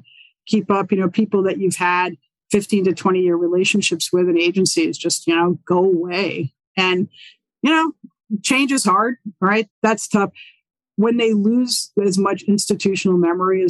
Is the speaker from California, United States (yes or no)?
no; New York City, New York, United States; moved away; I'm from New York City